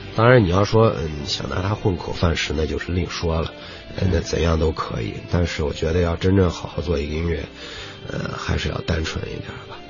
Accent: Ningxia, China; 我们不是来自宁夏的嘛

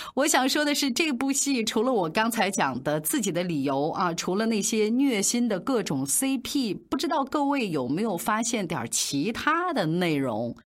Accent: Shanxi, China; moved away; 用我们山西老家话，就是这人挺格料的

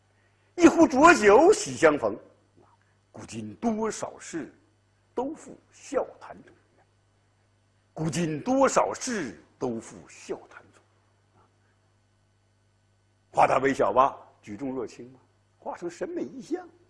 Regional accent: China; 我们中国人特别善于这一套，悠悠无尽的历史烟云，血雨腥风的政治事件，啊，都能被我们中国人呐用时光之水洗净它的血污

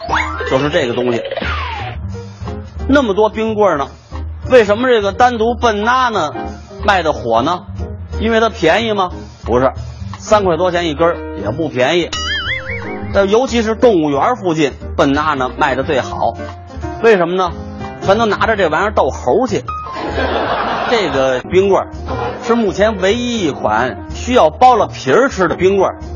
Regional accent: Beijing, China; 虽然说咱们北京人爱问候“吃了吗？您呢”，但是这句话可不是咱们北京人发明的。

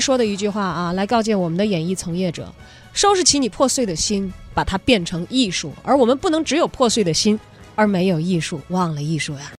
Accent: China; 我们中国人

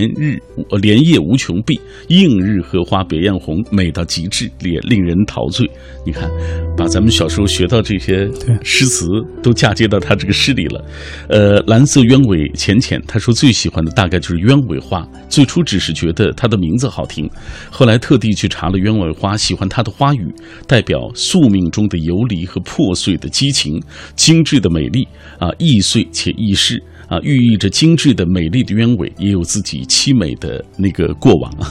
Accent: Northwest China, China; 咱们西北人

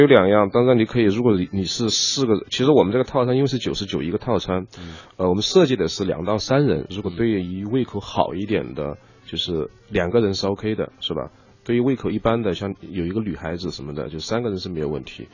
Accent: Chongqing, China; moved away; 因为我是一个，呃，纯的重庆人

